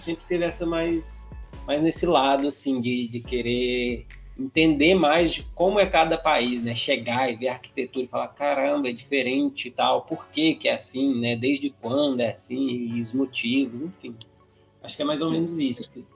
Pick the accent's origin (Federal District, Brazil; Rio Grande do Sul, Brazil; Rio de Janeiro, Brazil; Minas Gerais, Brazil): Minas Gerais, Brazil; Patos de Minas; moved away; nós dois somos de Patos de Minas, né, interior de Minas Gerais